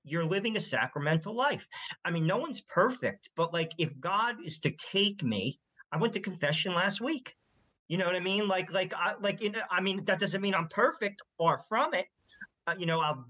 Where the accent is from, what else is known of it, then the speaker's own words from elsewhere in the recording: New Jersey, United States; I'm from New Jersey.